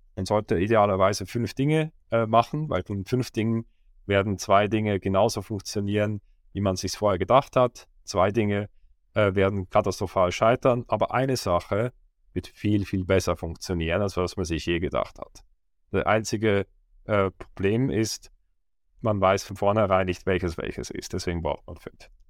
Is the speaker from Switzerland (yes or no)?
yes; Switzerland; Ich war in der Schweiz, wo ich aufgewachsen bin, in einem kleinen Dorf mit mehr Kühen